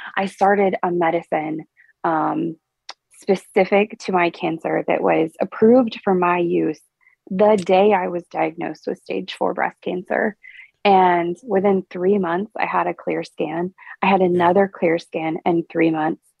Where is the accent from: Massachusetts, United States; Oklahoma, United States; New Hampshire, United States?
Oklahoma, United States; Perkins; also born or lived in Indiana / Nashville; I grew up in what I like to call Stillwater's greatest suburb of Perkins, Oklahoma